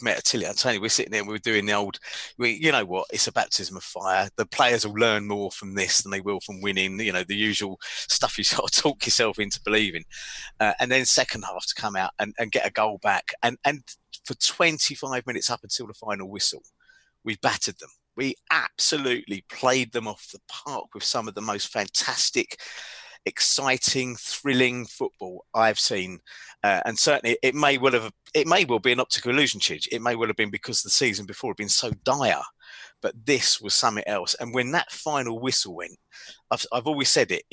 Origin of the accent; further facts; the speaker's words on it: London, United Kingdom; I'm from London, right? I've got lots of mates in London, lots of relatives in London